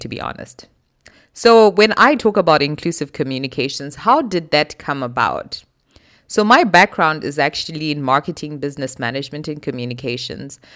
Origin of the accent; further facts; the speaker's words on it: Zimbabwe; moved away as an adult; also born or lived in South Africa; now in Germany; I was born in Zimbabwe, born and raised most of my life.